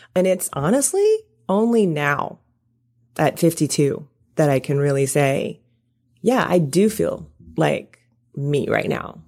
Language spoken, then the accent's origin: English; Deep South, United States; I'm from the South, you know, I'm from, like, the deep South